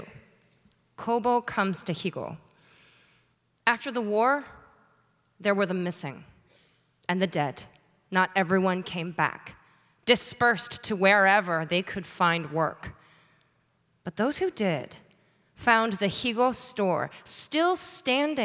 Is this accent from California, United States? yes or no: no; Georgia, United States; now in Bainbridge Island, United States; I live on Bainbridge Island, but I'm from Georgia, where I was born and raised